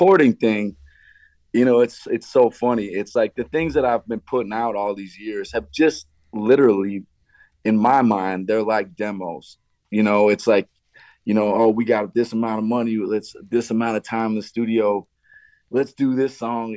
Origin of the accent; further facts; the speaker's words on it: Montana, United States; moved away as an adult; also born or lived in New York; now in Las Vegas, United States; growing up in Montana